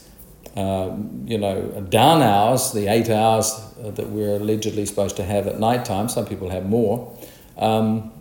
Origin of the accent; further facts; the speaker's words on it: New Zealand; me as a child experienced growing up in New Zealand